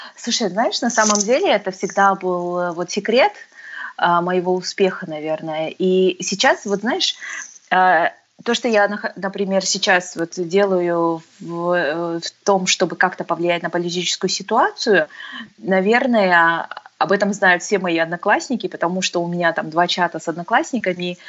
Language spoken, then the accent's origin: Russian; Alga, Aktobe Region, Kazakhstan; moved away as an adult; also born or lived in United States; я родилась, э, в Актюбе, с Актю-, в Актюбинске. Мгм. И прожила, в общем-то, до восемнадцати лет, до окончания школы, а, в городе Алги-, Алга